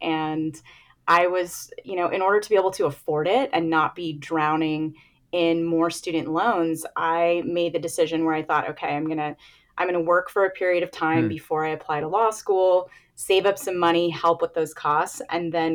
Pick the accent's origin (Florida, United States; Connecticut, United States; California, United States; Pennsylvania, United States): California, United States; San Jose; also born or lived in Philadelphia; my hometown